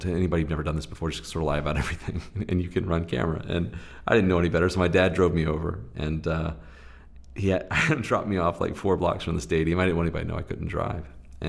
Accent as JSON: {"language": "English", "region": "Southeast", "country": "United States", "tie": "born or raised there", "said": "You know, I grew up in the Southeast in the heart of, you know, SEC football country and lots of televised games."}